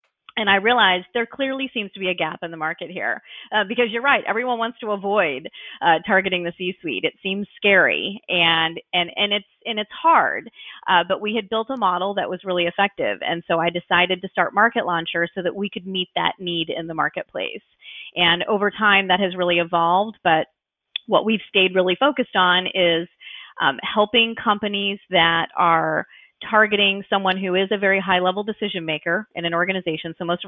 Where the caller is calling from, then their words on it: Orlando, Florida, United States; Sure. I'm in Orlando, Florida. So you might be able to see sunshine outside my window.